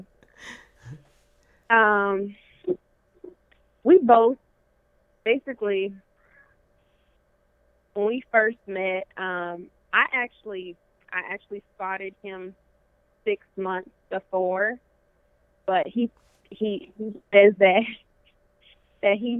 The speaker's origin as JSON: {"language": "English", "town": "Las Vegas", "region": "Nevada", "country": "United States", "moved": "as an adult", "lives_now": "Montgomery, United States", "said": "I'm originally from Las Vegas, so I came to Alabama to pursue a college career"}